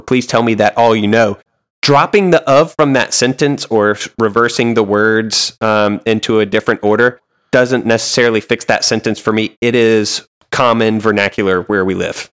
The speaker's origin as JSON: {"language": "English", "region": "the South", "country": "United States", "said": "I am from the South, I've lived in the South"}